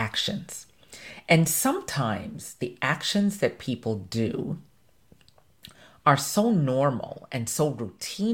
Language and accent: English; Jamaica; I'm Jamaican